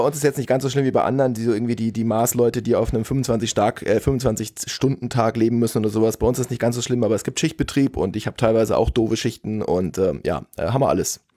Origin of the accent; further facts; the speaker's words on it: Germany; ich bin Deutscher